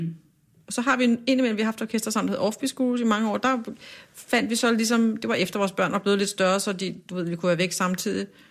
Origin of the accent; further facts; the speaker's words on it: Kokkedal, Capital Region of Denmark, Denmark; Jeg er vokset op i sådan en udflytterkommune, øh, der hedder Kokkedal, ligger nord for København